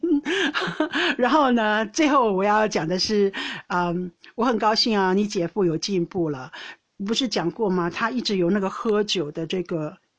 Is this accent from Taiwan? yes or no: yes; Taiwan; now in Netherlands; 我们台湾人